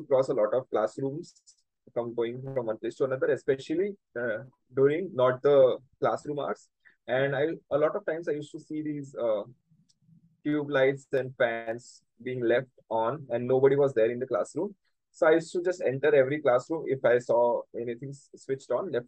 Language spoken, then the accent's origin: English; Surat, Gujarat, India; I was brought up in Surat